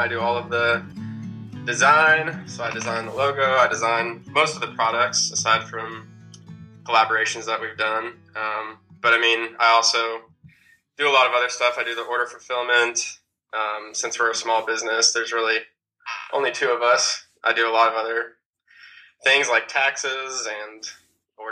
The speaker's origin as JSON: {"language": "English", "town": "Dallas", "region": "Texas", "country": "United States", "tie": "born or raised there", "said": "I've been in the Denton, like Flower Mound, Argyle. Really North Dallas"}